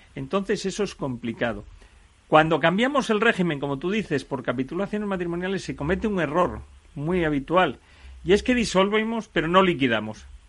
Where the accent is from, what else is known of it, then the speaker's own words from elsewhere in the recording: Asturias, Spain; yo, por ejemplo, que soy asturiano, me puedo ir a casar a Barcelona, pero yo resido en Asturias.